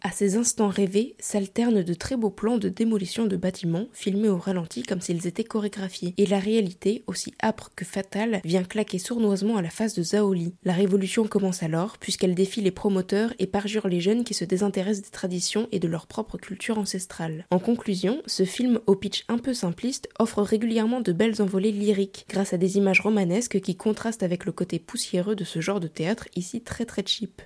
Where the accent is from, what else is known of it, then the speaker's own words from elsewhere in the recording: Metz, Grand Est, France; moved away; je suis né à Metz et j'ai fait les beaux-arts de Metz là-bas pendant, 6 six ans.